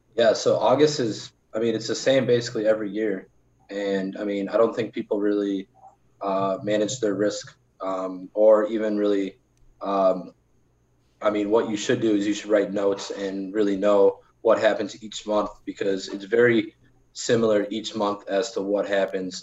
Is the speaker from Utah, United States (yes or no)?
no; Milwaukee, Wisconsin, United States; I'm from Milwaukee